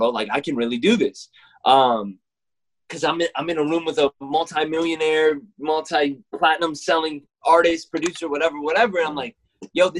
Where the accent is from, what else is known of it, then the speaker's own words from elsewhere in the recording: Mississippi, United States; now in Texas, United States; I'm a kid from Mississippi that moved to Texas